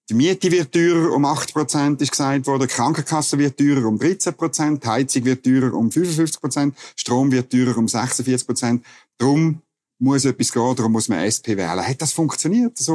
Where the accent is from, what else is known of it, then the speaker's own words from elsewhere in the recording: Bern, Switzerland; Als Berner